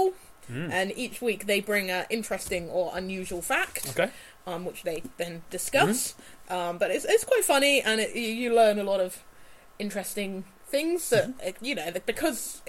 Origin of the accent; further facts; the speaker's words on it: United Kingdom; as British people